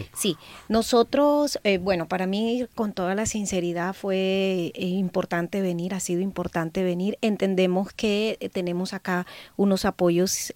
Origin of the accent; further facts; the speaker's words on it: Colombia; also born or lived in Barranquilla / Sucre; como colombianos y colombianas somos un pueblo que es organizado